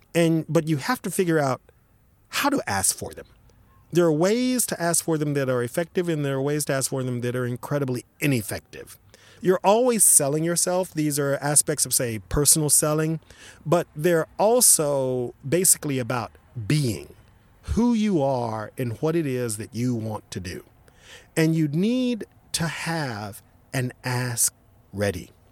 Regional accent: Dallas, Texas, United States; even though I was born in Dallas, my parents are basically say uh, country people from say Eastern Texas, Jefferson, Texas, etc

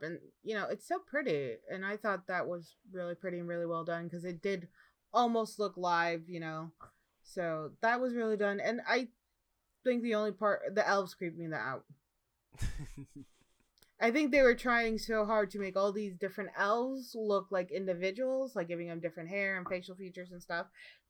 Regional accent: Midwest, United States; But growing up in the Midwest, I remember seeing ice and it doesn't look like that at all.

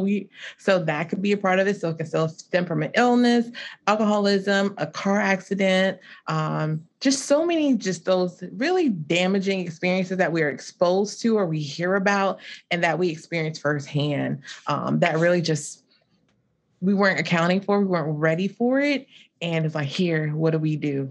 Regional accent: Lowcountry of South Carolina, United States; also born or lived in Columbia, South Carolina; I'm from the low country of South Carolina, so near, like, Hilton Head and Beaufort

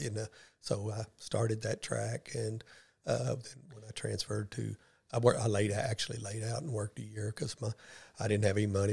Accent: West Memphis, Arkansas, United States; now in Paragould, United States; I grew up in West Memphis, Arkansas

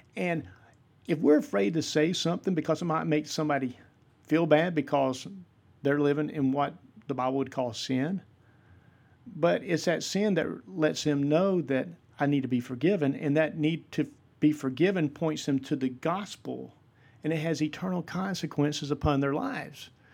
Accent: Vidalia, Georgia, United States; moved away as an adult; now in West Georgia, United States; I am originally from Vidalia, Georgia. I'm currently living in the West Georgia area

